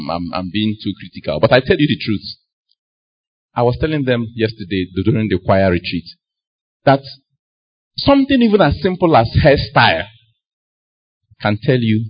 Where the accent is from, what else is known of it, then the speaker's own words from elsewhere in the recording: Nnewi, Anambra, Nigeria; When she realized that I was from Newi